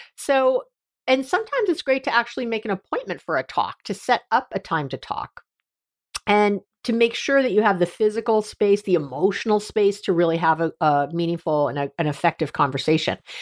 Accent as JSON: {"language": "English", "region": "New York", "country": "United States", "also_born_or_lived": "Northern California", "moved": "yes", "lives_now": "San Francisco area, United States", "said": "I'm from New York originally and here in Northern California where I live, right outside San Francisco"}